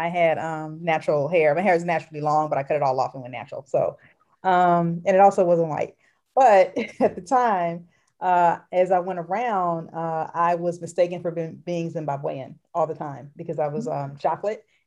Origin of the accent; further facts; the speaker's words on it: United States; accent: American; I was actually from America